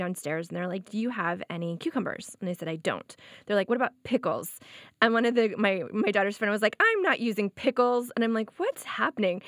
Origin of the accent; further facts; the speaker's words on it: Florida, United States; I grew up in Florida